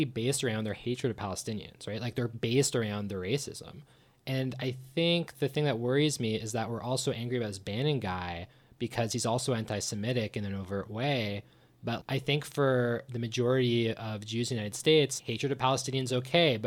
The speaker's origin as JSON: {"language": "English", "town": "Toronto", "region": "Ontario", "country": "Canada", "tie": "born or raised there", "said": "I grew up in Toronto"}